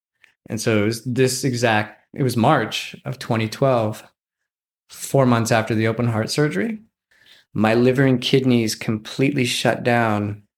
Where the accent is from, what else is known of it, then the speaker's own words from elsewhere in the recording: Rocky Mountains, United States; born there; So I was born in the Rocky Mountains, not near the ocean.